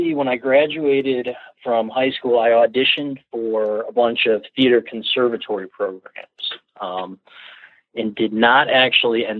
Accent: Ann Arbor, Michigan, United States; now in Seattle, United States; I grew up in Ann Arbor

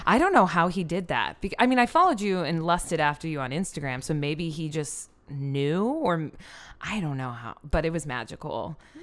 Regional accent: Iowa, United States; I'm from Iowa

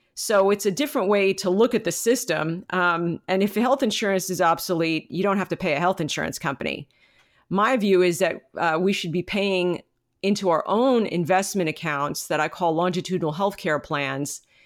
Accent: United States; as a American community

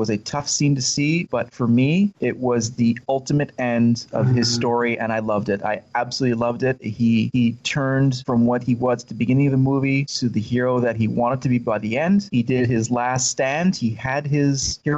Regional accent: Canada; I grew up in Canada, so it was a cold tundra with the snow

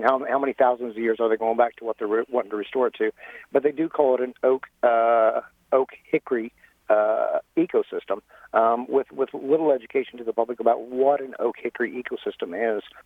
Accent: Paoli, Indiana, United States; I grew up in Orange County, Indiana, south of Paoli in Greenfield Township

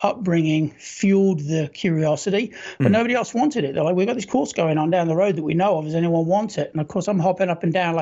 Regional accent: Norfolk, East of England, United Kingdom; moved away as an adult; also born or lived in London; now in United States; I've been in the States since 96, but I served with a Royal Marine Commandos from 91 to 95. Before that, I lived in Norfolk in England

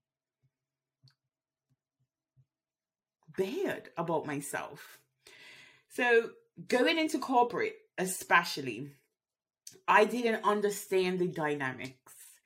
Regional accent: Bermuda; moved away as an adult; I grew up in Bermuda

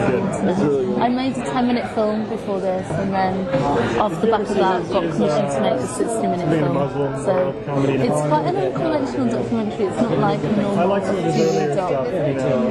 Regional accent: Nottingham, East Midlands, United Kingdom; I'm a filmmaker from Nottingham, England

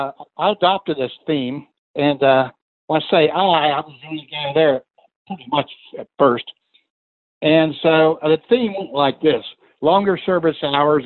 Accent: Appalachia, United States; I grew up in Appalachia, so I knew what poor was.

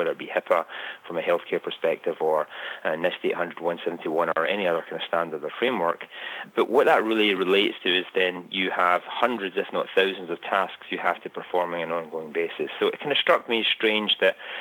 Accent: Scotland, United Kingdom; moved away as an adult; now in United States; you can tell from my accent, I'm originally from Scotland, although I've lived in the US for close to 20 years

